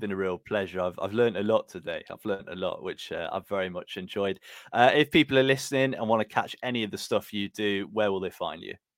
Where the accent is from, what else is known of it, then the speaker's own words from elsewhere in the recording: Burton upon Trent, West Midlands, United Kingdom; I'm from Burton